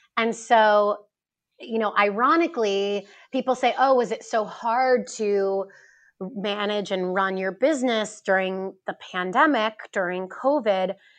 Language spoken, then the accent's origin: English; East Coast, United States; also born or lived in New York City / Chicago; I grew up on the East Coast and I spent 10 years after college, after university, in New York working on Wall Street.